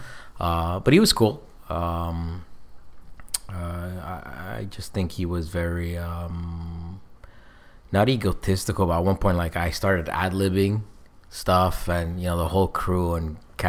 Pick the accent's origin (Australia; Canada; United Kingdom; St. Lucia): Canada; as a Canadian actor